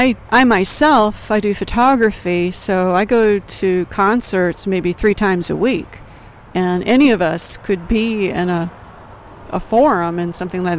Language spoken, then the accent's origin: English; Detroit, Michigan, United States; I grew up in Detroit